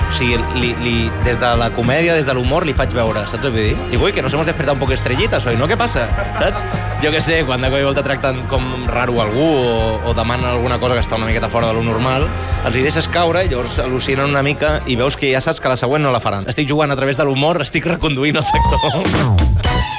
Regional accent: Manresa, Catalonia, Spain; also born or lived in Barcelona; jo soc de Manresa

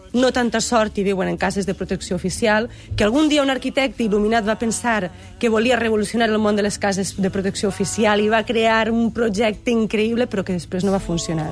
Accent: Pego, Valencian Community, Spain

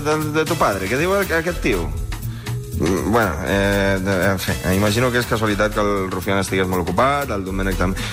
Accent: Uruguay; now in Madrid, Spain; jo soc d'Uruguai

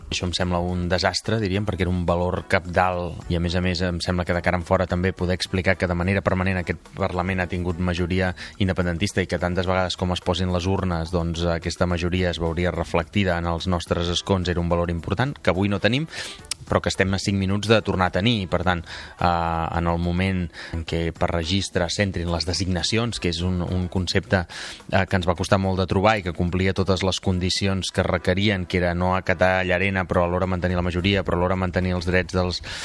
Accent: Palafrugell, Catalonia, Spain; a presentar-me a les municipals del meu poble i acabar siguent alcalde de, de Palafrugell

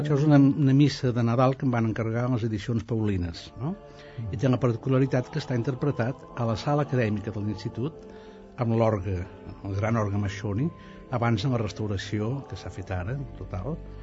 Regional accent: a village 4 km from Els Prats de Rei, Catalonia, Spain; now in Italy; on van néixer els meus abans passats

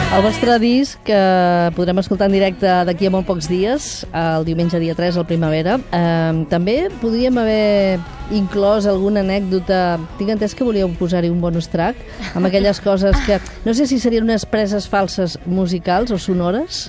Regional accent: Gallifa, Catalonia, Spain; Jo sóc de Gallifa

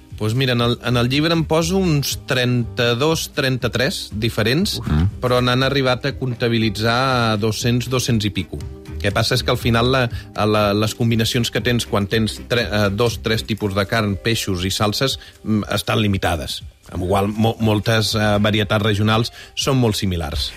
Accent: Balenyà, Catalonia, Spain; jo sóc de Balanyà

